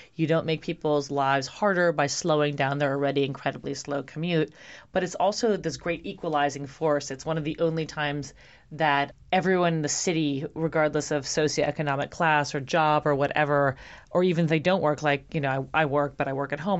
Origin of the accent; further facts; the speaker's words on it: New York City, New York, United States; now in Los Angeles, United States; I'm from Brooklyn, New York.